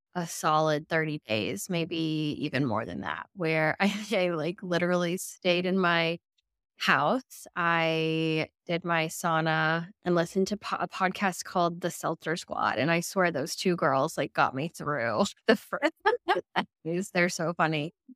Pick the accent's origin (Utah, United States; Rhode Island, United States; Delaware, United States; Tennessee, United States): Tennessee, United States; Middle; also born or lived in New York City, United States / Murfreesboro, Tennessee; I'm a ninth generation Middle Tennessee girly